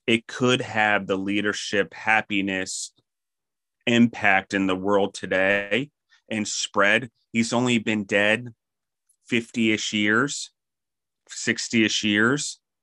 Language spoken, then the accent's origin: English; Maryland, United States; also born or lived in Colorado / New York / Pennsylvania; now in Milledgeville, Georgia, United States; I grew up in Maryland